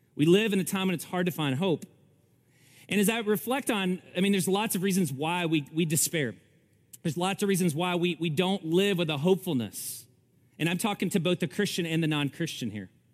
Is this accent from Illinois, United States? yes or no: no; Kentucky, United States; Almost every day I spent in the creeks growing up in Kentucky